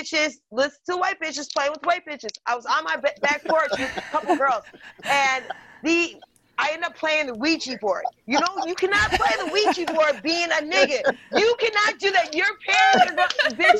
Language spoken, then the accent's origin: English; Door County, Wisconsin, United States; I grew up in Door County, and we were the first Black family there